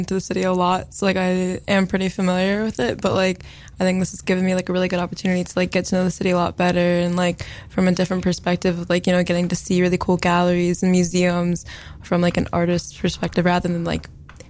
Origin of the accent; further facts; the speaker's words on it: Connecticut, United States; I'm from Connecticut.